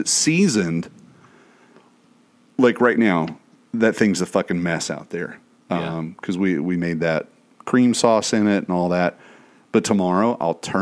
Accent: East Tennessee, United States; now in Florida, United States; growing up in East Tennessee, everybody had a tub of lard in their fucking cupboard

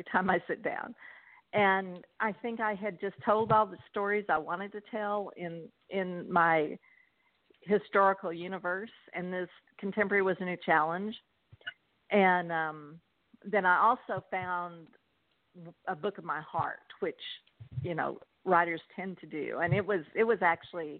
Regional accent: Texas, United States; I'm from Texas. I'm a native Texan.

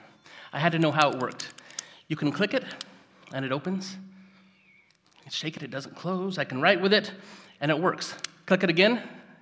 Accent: Gridley, California, United States; now in Yuba City, United States; I grew up just up the road in Gridley. So I'm a local guy

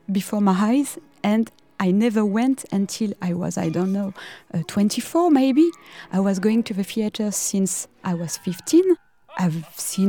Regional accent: Parisian suburb, Île-de-France, France; I was born in 1982 in the Parisian suburb

